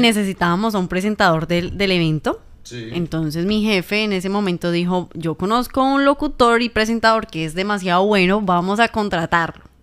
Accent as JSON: {"language": "Spanish", "town": "Ibagué", "region": "Tolima", "country": "Colombia", "tie": "born or raised there", "said": "comunicadora social y periodista, nacida en la ciudad de Ibagué, Tolima"}